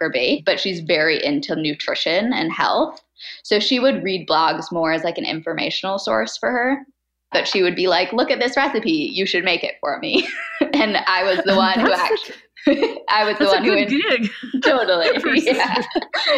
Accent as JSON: {"language": "English", "town": "San Diego", "region": "California", "country": "United States", "tie": "born or raised there", "also_born_or_lived": "Seattle", "said": "I grew up in San Diego, which is where I live now still"}